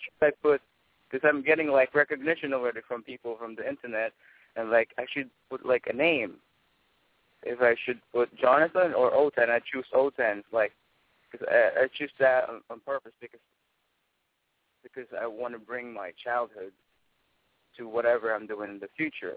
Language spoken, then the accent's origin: English; Manila, Metro Manila, Philippines; moved away as an adult; now in New York, United States; I was born and raised in Manila, in Tondo